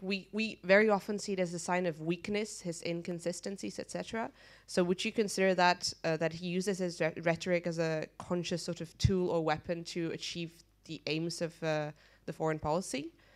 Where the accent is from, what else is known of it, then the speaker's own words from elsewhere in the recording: Czechia; I'm from Czech Republic and I'm from Sciences Po